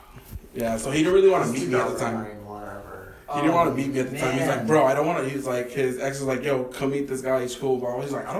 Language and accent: English; West Covina, California, United States; I grew up in West Covina